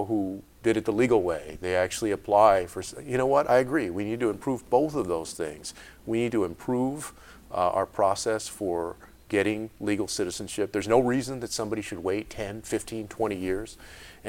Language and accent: English; San Antonio, Texas, United States; my hometown of San Antonio. Because I had grown up there on the west side of that city in the public schools